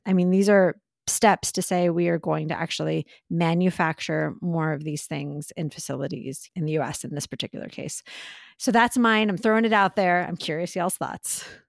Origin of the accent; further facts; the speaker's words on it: Texas, United States; I love my home state